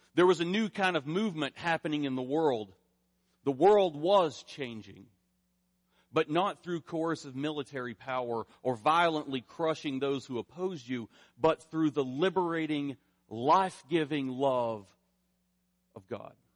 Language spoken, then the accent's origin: English; rural eastern Kentucky, United States; moved away; I grew up in the Southern Baptist Church in rural eastern Kentucky